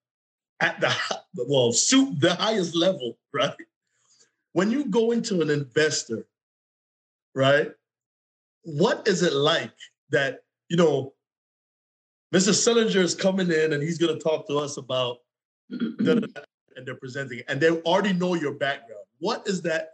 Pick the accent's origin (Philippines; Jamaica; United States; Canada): Jamaica; I'm Jamaican